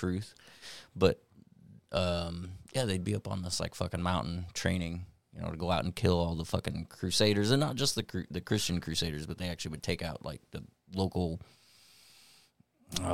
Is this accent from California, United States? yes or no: no; Springfield, Illinois, United States; I'm from Springfield area